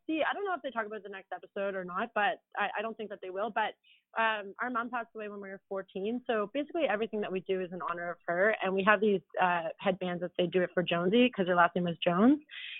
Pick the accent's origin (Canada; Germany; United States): Canada; East Coast, Atlantic Canada; Marie and I grew up on the East Coast.